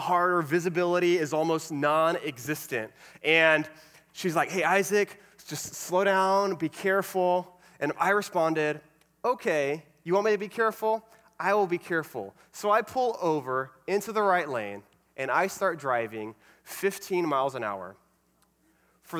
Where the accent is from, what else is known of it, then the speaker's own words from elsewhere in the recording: Alvin, Texas, United States; moved away as an adult; now in Florida, United States; I grew up in a small town called Alvin, which is a little south of Houston